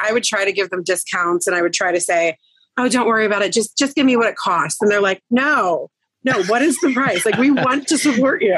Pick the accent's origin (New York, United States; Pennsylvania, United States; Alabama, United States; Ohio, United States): Pennsylvania, United States; Greensburg; moved away as an adult; now in Irwin, United States; I am originally from the Greensburg area. I was there for about, I'd say, 16, 17 years.